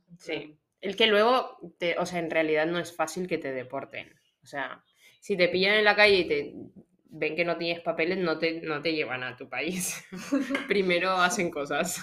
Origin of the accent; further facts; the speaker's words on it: Colombia; moved away as an adult; now in Spain; yo soy de Locombia